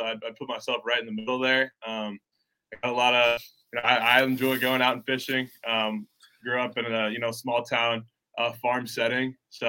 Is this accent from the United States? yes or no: yes; Waverly, Iowa, United States; I'm from Waverly. Shell Rock is the kind of neighboring town. We're consolidated school. It's about 15 minutes from Cedar Falls, Iowa